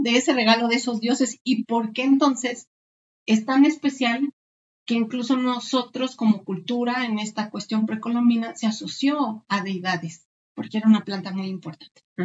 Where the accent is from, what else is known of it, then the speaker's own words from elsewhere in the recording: Mexico; para nosotros como cultura mexicana